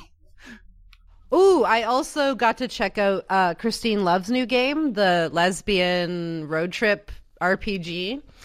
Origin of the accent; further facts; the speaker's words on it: Canada; I'm Canadian